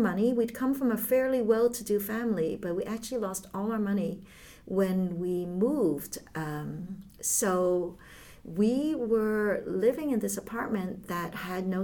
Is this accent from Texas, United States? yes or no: no; New York City, New York, United States; first language Chinese; English is a second language; moved away as an adult; also born or lived in Hong Kong; now in Netherlands; We moved from Hong Kong to Brooklyn, New York when I was 5 years old. And when I first came here, I did not speak a word of English